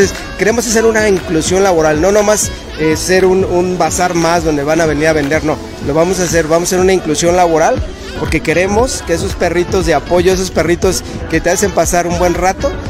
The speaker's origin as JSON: {"language": "Spanish", "town": "Venustiano Carranza", "region": "Mexico City", "country": "Mexico", "said": "nadie es profeta de su propia tierra, yo soy de la Venustiano Carranza"}